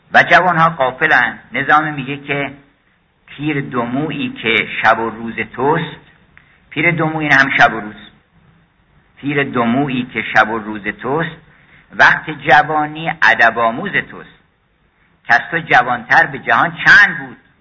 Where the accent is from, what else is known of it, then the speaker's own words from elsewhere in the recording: Iran; first language Persian; زبان فارسی که زبان مادریمون هست این خیلی قنیمتی یه موهبت الهیه از غذای روزگار ما اومدیم در ایران